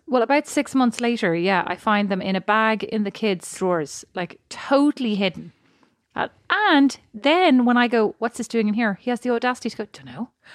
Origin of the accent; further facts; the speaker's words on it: Ireland; now in United States; I'm Irish